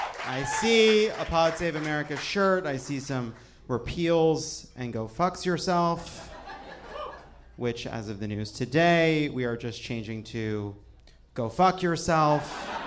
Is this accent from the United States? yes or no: yes; New York, United States; the great state of New York, my home state.